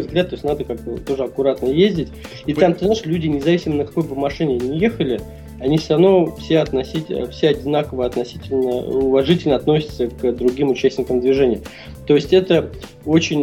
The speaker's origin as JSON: {"language": "Russian", "country": "Russia", "said": "из России"}